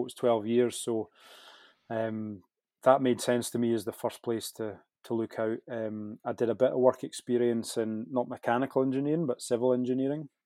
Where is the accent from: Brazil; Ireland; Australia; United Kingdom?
United Kingdom; Scottish Borders, Scotland; I grew up in Scottish Borders